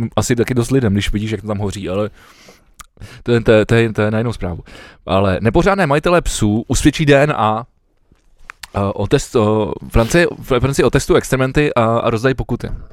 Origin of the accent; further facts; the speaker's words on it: Czechia; jsme my jako Češi